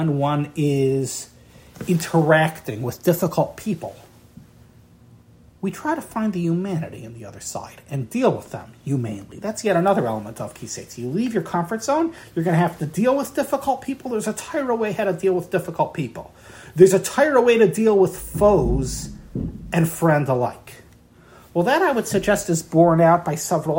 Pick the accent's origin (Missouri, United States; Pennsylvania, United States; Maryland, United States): Maryland, United States; Baltimore; my hometown here in Baltimore.